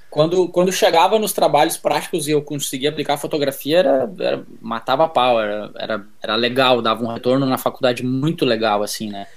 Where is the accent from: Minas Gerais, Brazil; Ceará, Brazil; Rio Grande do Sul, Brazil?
Rio Grande do Sul, Brazil; Novo Hamburgo; moved away as an adult; also born or lived in São Paulo; lá na minha cidade, Novo Hamburgo, Rio Grande do Sul